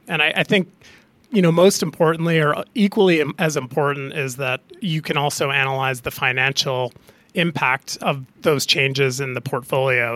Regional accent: Canada; being a Canadian hockey player growing up

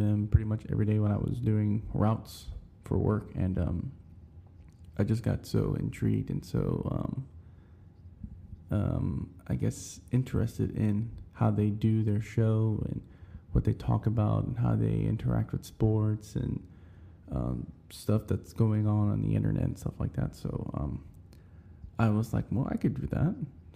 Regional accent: Houston, Texas, United States; I grew up on the North Side. I lived on this side pretty much my whole life

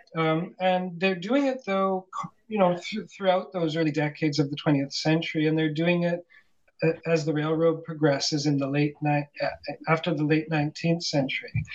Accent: Calgary, Alberta, Canada; moved away as an adult; also born or lived in Vancouver / Toronto; now in Montreal, Canada; I grew up on the prairies in Calgary

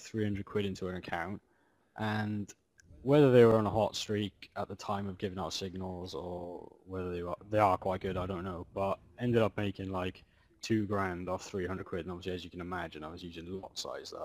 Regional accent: Wales, United Kingdom; moved away as an adult; now in London, United Kingdom; So I'm from Wales. I moved to London about 5 years ago

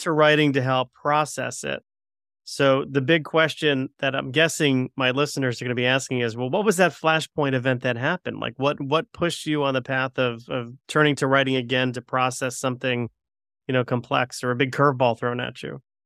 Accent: Connecticut, United States; I'm a Connecticut guy

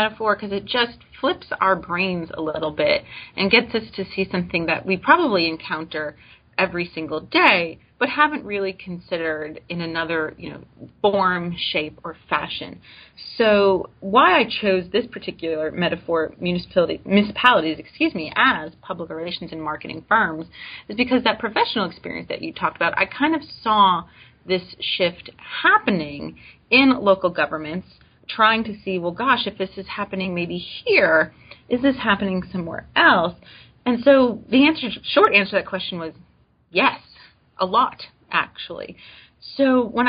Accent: Coral Springs, Florida, United States; moved away as an adult; also born or lived in Brownsville, Texas; now in Starkville, United States; I was working for the local government back home where I grew up, Coral Springs, Florida.

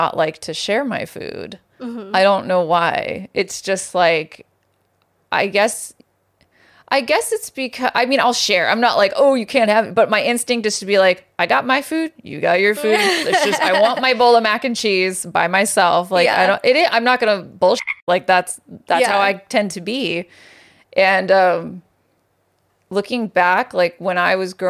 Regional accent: Santa Maria, California, United States; I'm from Santa Maria, California, which is like the tri-tip capital of the world

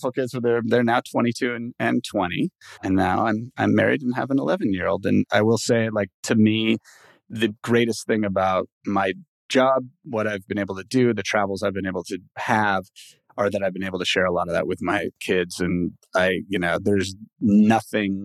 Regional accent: Los Angeles, California, United States; first language English; also born or lived in Mexico; I've lived in LA pretty much my whole life

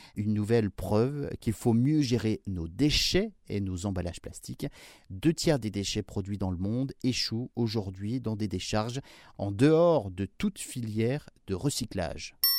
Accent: France; chez nous en France

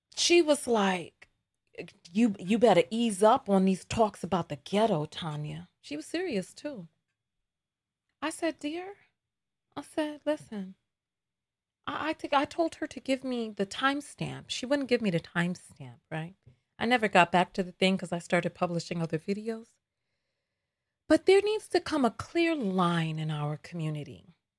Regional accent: New York, United States; accent: New York; My New York is so strong today because I'm not I'm not in video making mode yet. I have to calm myself to to to, to dampen my accent

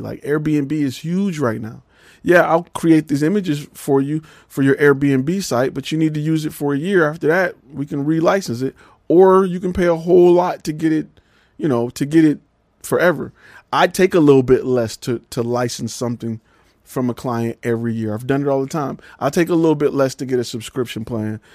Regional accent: Detroit, Michigan, United States; also born or lived in Atlanta; now in Dallas, United States; I'm from Detroit

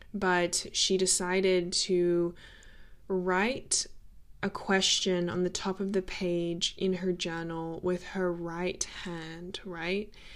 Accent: Australia; growing up in Australia

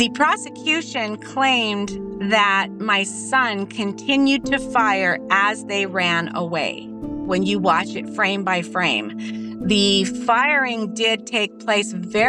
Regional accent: Utah, United States; moved away; We are from Utah.

